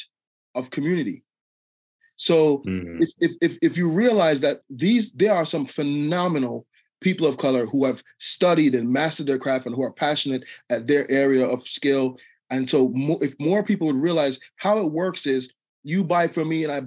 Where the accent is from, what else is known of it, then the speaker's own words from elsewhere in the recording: Jamaica; now in United States; I'm Jamaican, so when I came to America